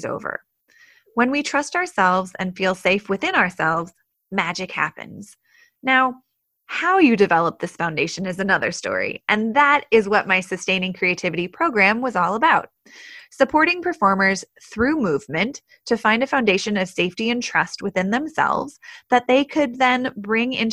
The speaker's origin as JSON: {"language": "English", "town": "Portland", "region": "Oregon", "country": "United States", "tie": "born or raised there", "also_born_or_lived": "New York City / Colorado", "moved": "as an adult", "said": "I grew up in the Pacific Northwest in Portland, Oregon, where I spent most of my childhood"}